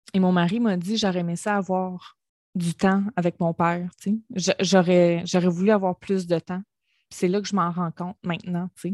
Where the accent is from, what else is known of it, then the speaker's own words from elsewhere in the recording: Gaspésie, Quebec, Canada; moved away; la Gaspésie, c'est ma région natale. Je viens de la Gaspésie, je suis une fière gaspésienne